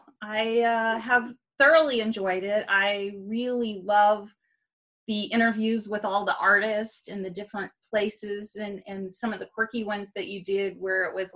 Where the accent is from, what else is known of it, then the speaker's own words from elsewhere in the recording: Oklahoma, United States; also born or lived in Atlanta, Georgia / Montreal; now in Fort Worth, United States; we were in Montreal area for, I like to say, 5 winters. And then I grew up in Oklahoma